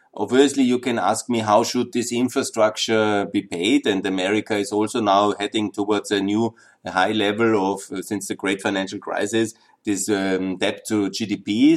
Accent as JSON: {"language": "English", "country": "Austria", "said": "my home country, Austria"}